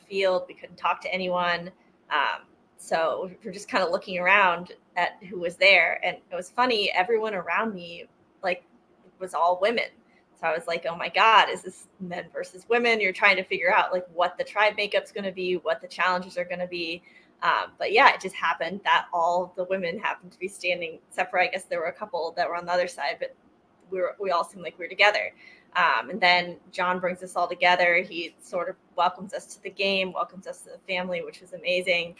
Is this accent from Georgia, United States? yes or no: no; Boston, Massachusetts, United States; I'm from Boston